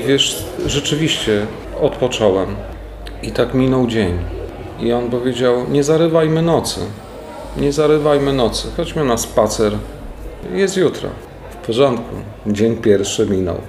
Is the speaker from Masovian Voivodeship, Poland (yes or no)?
yes; Warsaw, Masovian Voivodeship, Poland; Mam świadomie zwolnione tryby w stosunku do trybu warszawskiego, chociaż jestem stąd